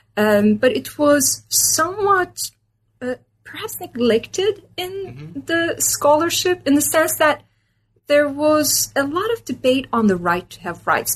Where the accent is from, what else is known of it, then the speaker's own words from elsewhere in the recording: Istanbul, Turkey; moved away as an adult; also born or lived in Minnesota, United States; I was born and raised in Istanbul, Turkey.